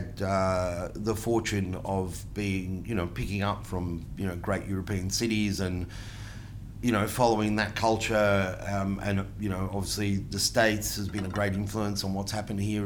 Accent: Melbourne, Victoria, Australia; accent: Aussie; first language Italian; English is a second language; I was born here

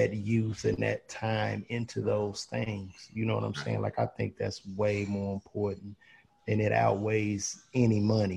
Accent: Chicago, Illinois, United States; growing up in the Midwest

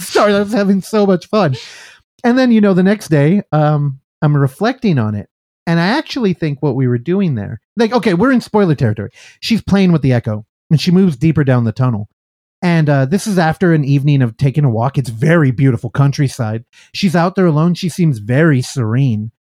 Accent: San Francisco, California, United States; I'm from San Francisco

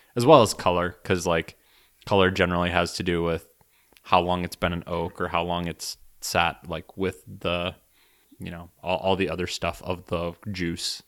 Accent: United States; as an American

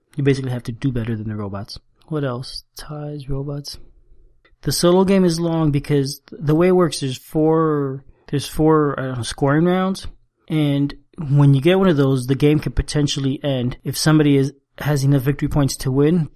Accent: South Florida, United States; moved away as an adult; also born or lived in Cuba / Spain / San Francisco, United States; now in South Carolina, United States; we moved to the U.S. and I grew up in Florida, South Florida, so not far from Cuba

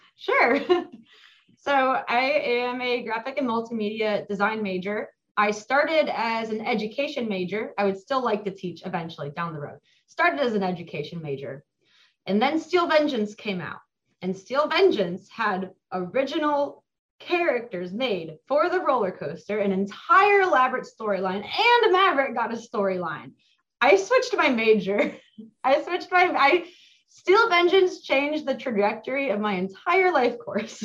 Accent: Mason, Ohio, United States; I grew up in Mason. I've lived in or lived next to Kings Island my entire life

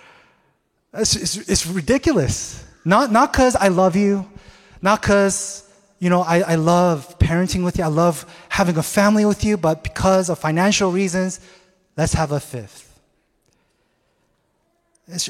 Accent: Seattle, Washington, United States; moved away; I'm originally from Seattle

